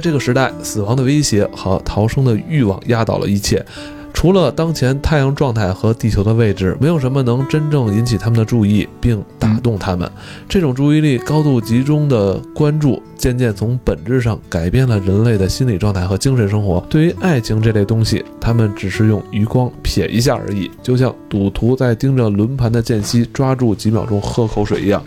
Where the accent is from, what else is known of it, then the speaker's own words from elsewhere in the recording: China; 我一个中国人